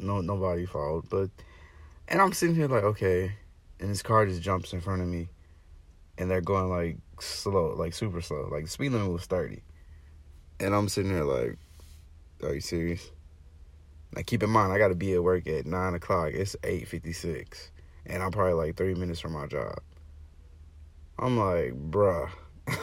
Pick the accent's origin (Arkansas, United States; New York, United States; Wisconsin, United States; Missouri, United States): Arkansas, United States; now in Florida, United States; Originally, I'm from Arkansas